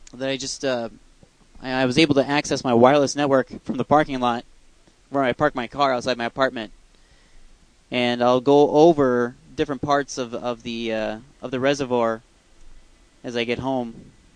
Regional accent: Iowa, United States; I'm driving to go back to my hometown. Just drove past a tractor. Yes, this is Iowa

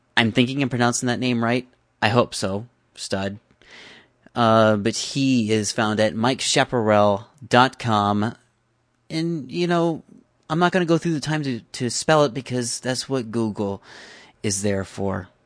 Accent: Iowa City, Iowa, United States; My hometown, which is Iowa City

